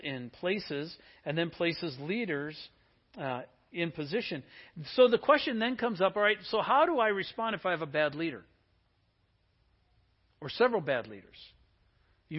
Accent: Wisconsin, United States; now in Seattle, United States; I grew up in Wisconsin

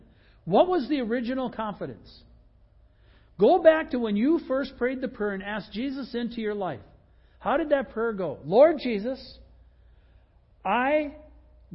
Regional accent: United States

